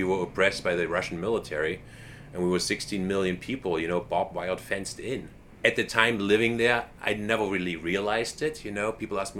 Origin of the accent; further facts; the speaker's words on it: Weimar, Thuringia, Germany; moved away; also born or lived in Ashland, Oregon; I was born in East Germany, just a couple of hours south of Berlin, in Weimar. Known for Goethe, Schiller, Liszt, Bauhaus, you know, all kinds of references to that town. Weimar is a very famous town, very intellectual.